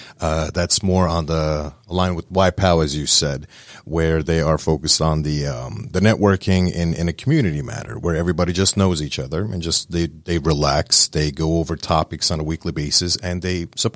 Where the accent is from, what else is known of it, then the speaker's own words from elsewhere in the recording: Northeast, United States; now in Woodstock, United States; We are originally from the North States, New York, New Jersey, Connecticut, and et cetera, lived all throughout the globe.